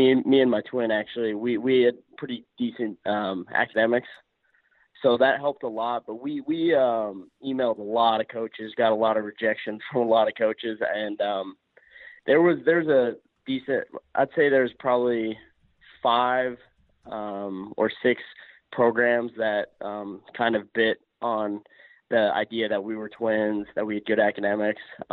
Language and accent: English; Colorado, United States; from Colorado, born and raised. Love my hometown